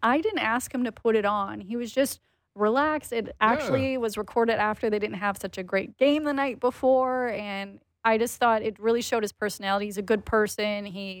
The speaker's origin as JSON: {"language": "English", "region": "Saskatchewan", "country": "Canada", "said": "I'm originally from Saskatchewan. I spent a lot of my summers on farms and all that stuff."}